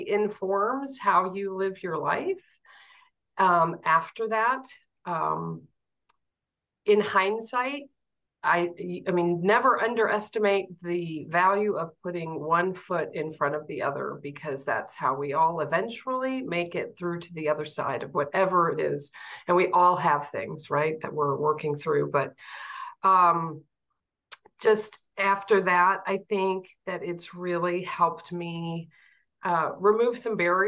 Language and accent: English; Fort Wayne, Indiana, United States; I grew up in Fort Wayne and had a wonderful family.